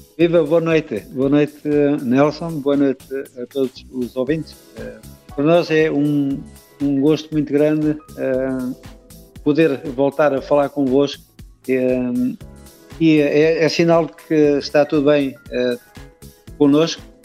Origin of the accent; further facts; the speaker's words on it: Leiria, Centro, Portugal; Nós somos de Leiria